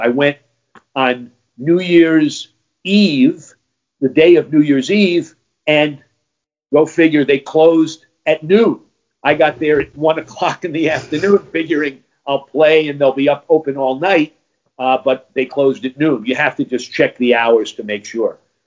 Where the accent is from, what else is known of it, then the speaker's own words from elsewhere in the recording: United States; as an American